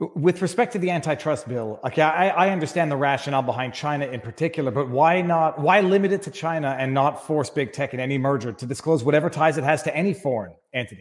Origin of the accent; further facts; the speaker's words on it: Quebec, Canada; as a Canadian, Quebec lawyer